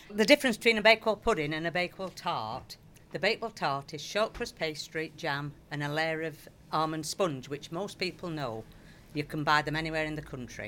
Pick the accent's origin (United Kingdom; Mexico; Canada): United Kingdom; Sheffield, Yorkshire and the Humber; I'm from Sheffield originally